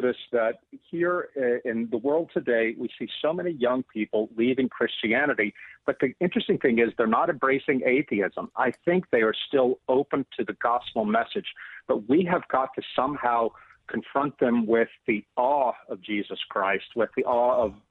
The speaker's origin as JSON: {"language": "English", "region": "South Louisiana", "country": "United States", "tie": "born or raised there", "said": "growing up in South Louisiana in the late 20th century"}